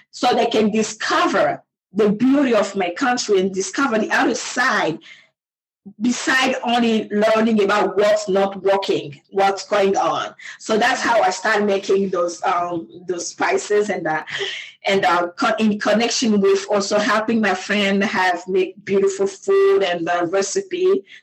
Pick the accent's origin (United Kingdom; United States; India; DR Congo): DR Congo; English is a second language; moved away as an adult; I was born and raised in Congo. I left my country um, in 2003. In 2003, and uh, in that right after I finished college, I went to the in the eastern part of my country